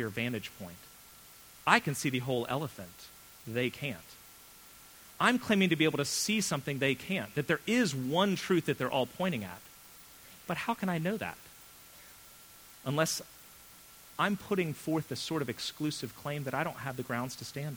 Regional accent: United States; as an American

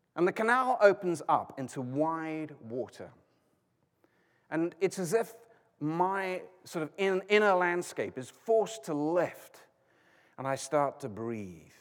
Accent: United Kingdom; I'm British

